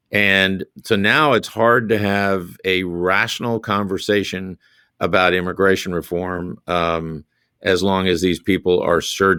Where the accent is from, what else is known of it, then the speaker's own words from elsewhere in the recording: South Carolina, United States; I have to deal with the Grand Dragon of the Ku Klux Klan in my home state of South Carolina.